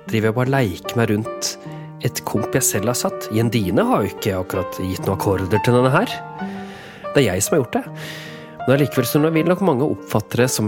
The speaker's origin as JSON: {"language": "Norwegian", "town": "Vågå", "region": "Innlandet", "country": "Norway", "tie": "born or raised there", "said": "Jeg vokste opp i Vågå. Og det er klart at I Vågå så er det enormt sterk tradisjon."}